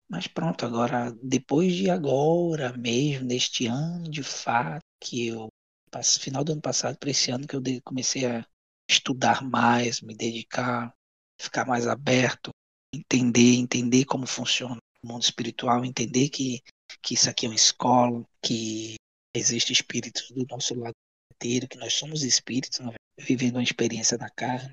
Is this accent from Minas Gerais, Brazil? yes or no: no; Goiana, Pernambuco, Brazil; moved away as an adult; also born or lived in Rio de Janeiro, Brazil / United States; now in Lisbon, Portugal; mas eu sou pernambucano. Sou pernambucano e de Goiânia